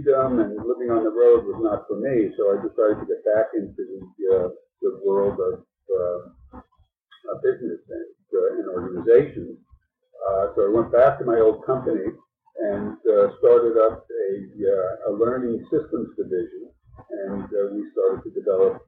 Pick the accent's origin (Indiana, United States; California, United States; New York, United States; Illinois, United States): New York, United States; New York City; also born or lived in Brooklyn; I was born in Brooklyn and lived by the beach until my parents had this crazy idea of moving to the suburbs, and since then grown up in and around the New York City area